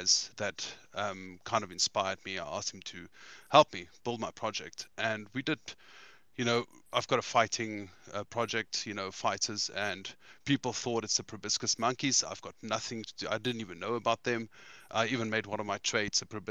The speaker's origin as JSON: {"language": "English", "country": "South Africa", "said": "I'm from South Africa"}